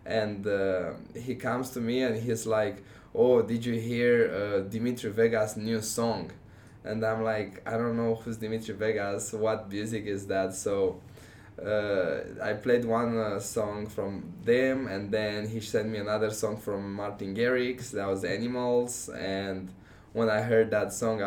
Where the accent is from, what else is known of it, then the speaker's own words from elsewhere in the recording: Romania; first language Romanian; English is a second language; also born or lived in Texas; now in Omaha, United States; I came here knowing just Romanian.